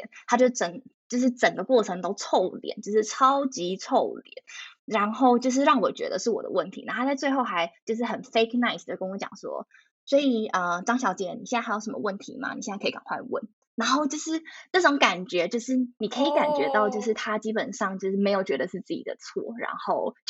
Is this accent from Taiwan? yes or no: yes; Taiwan; moved away as an adult; now in Netherlands; 我已经写我是台湾人